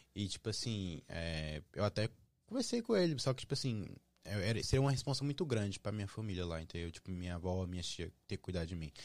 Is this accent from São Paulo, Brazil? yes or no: no; Brasília, Federal District, Brazil; now in United States; eu sou de Brasília